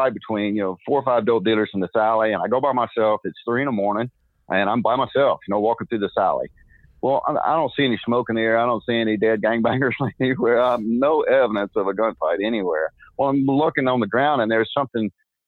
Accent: Texas, United States; I'm from Texas

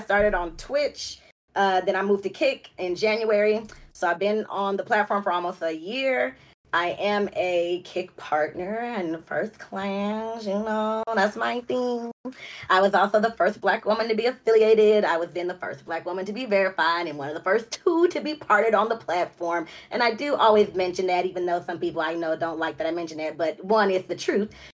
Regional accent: Los Angeles, California, United States; also born or lived in Compton, California; I'm from Los Angeles. Um, that's where the LA comes from, from, from, from South Central LA.

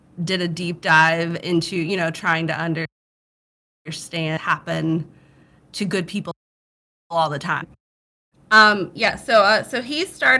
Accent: the South, United States; accent: Southern; I'm from the South

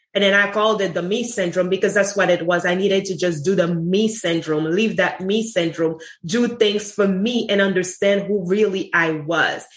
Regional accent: Haiti; moved away as an adult; also born or lived in Sint Maarten; now in United States; I grew up in, ha- in Haiti. I wasn't born in Haiti. I was born in St. Martin um, in the Dutch side and grew up in Haiti at the age of six months and left Haiti when I was 18

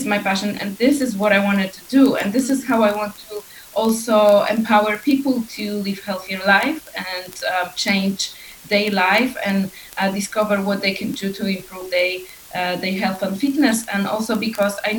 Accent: Poland; now in Iceland; I am originally from Poland. I'm currently living in Iceland.

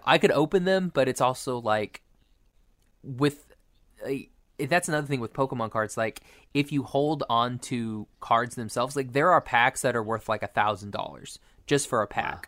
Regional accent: Oklahoma, United States; I'm from Oklahoma

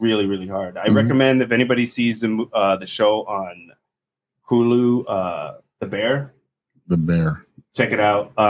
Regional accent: Donna, Texas, United States; moved away as an adult; also born or lived in Midwest / Chicago, Illinois / Washington, District of Columbia, United States / Arizona; I grew up in Donna, Texas, originally born in the Midwest. My brothers, my mom, we moved to the Valley when I was about like 4 or 5, but grew up in Donna

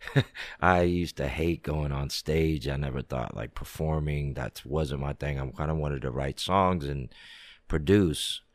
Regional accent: Washington, District of Columbia, United States; I grew up in D C.

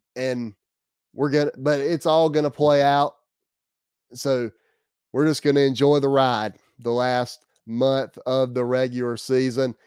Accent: South Carolina, United States; Growing up in the state of South Carolina, growing up in the South

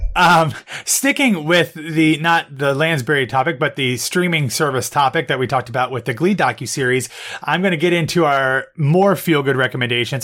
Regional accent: Columbus, United States; now in New York, United States; my hometown

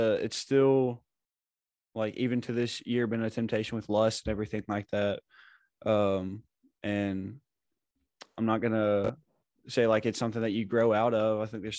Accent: Batesville, Arkansas, United States; moved away; I'm from Batesville, Arkansas

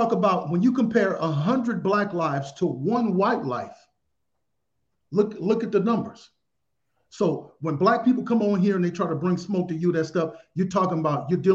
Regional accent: Mississippi, United States; moved away; also born or lived in Arizona; So I was raised in Mississippi

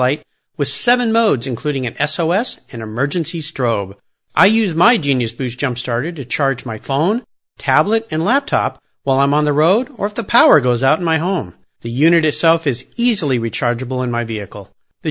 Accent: Southern California, United States; I grew up in Southern California back in the 60s and 70s

